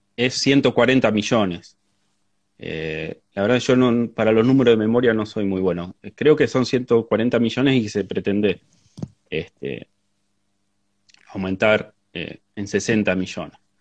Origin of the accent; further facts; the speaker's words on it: La Pampa, Argentina; now in San Luis, Argentina; yo nací en La Pampa, en el oeste de La Pampa